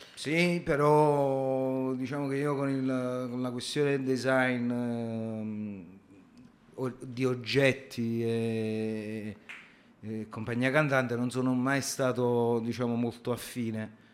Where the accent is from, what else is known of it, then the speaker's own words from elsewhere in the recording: Lombardy, Italy; accent: strongly Lombard; moved away as an adult; now in Turin, Italy; si può sentire dal mio accento fortemente lombardo, eh, no, non sono di Torino